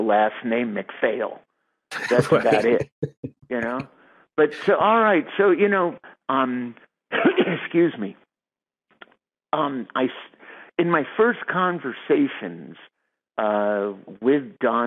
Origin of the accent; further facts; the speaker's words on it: New York, United States; moved away; I grew up in New York in the 50s